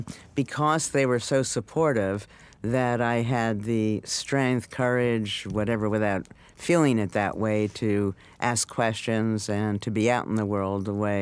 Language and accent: English; New York, United States; New York.